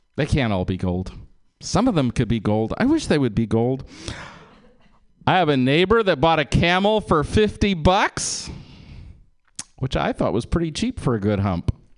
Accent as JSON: {"language": "English", "town": "Berkeley", "region": "California", "country": "United States", "tie": "born or raised there", "said": "I was born in Berkeley"}